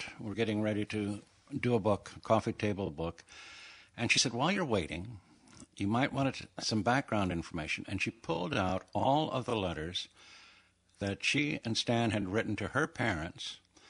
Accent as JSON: {"language": "English", "town": "Rochester", "region": "Minnesota", "country": "United States", "tie": "born or raised there", "moved": "as an adult", "lives_now": "Saugatuck, United States", "said": "Rochester, Minnesota. Rochester, Minnesota. Wow. Grew up in the shadow of the Mayo Clinic."}